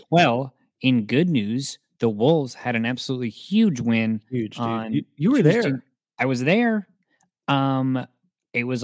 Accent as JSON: {"language": "English", "town": "Maple Grove", "region": "Minnesota", "country": "United States", "said": "No, I'm from Maple Grove."}